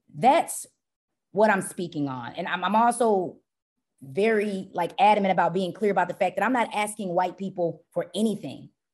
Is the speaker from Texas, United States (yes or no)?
yes; Dallas, Texas, United States; also born or lived in Tyler, Texas / Urbana-Champaign, Illinois; I was born and raised in Dallas, Texas